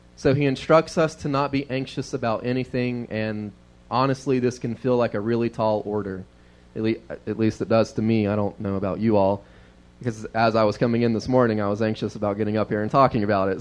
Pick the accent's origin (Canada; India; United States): United States; the South; we were raised in the South